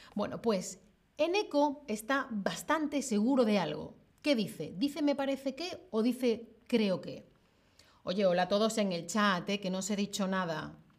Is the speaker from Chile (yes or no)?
no; Spain; now in Germany